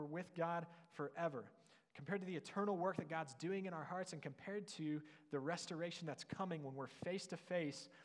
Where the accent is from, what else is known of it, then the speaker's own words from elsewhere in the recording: near Canton, Ohio, United States; moved away; I was on co-op back home in my hometown near Canton, Ohio